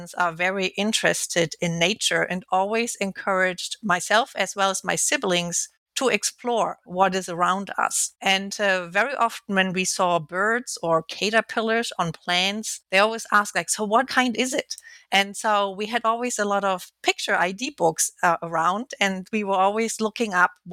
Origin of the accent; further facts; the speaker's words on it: Alfeld, Lower Saxony, Germany; moved away; also born or lived in Kiel, Germany; I was born in Kiel, which is located at the Baltic Sea. And then I grew up in Lower Saxony